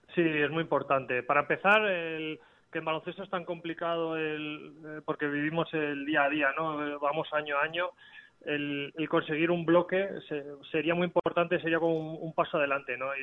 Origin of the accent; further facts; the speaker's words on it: Navarre, Spain; mi casa, en mi tierra